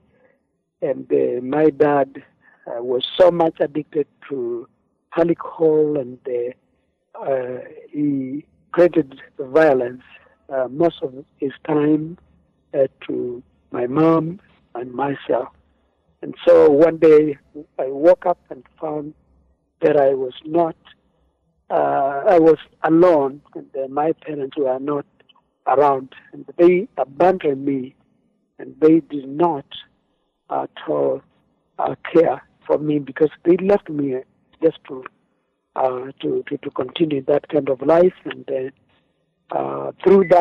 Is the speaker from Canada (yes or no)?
no; Machakos County, Kenya; I come from Africa, Kenya, but of course in Machakos County